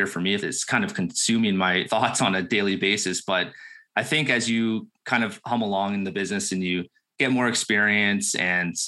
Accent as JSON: {"language": "English", "town": "Burlington", "region": "Ontario", "country": "Canada", "tie": "born or raised there", "lives_now": "Beamsville, Canada", "said": "I'm born and raised in Burlington, Ontario. Just moved to Beamsville, Ontario"}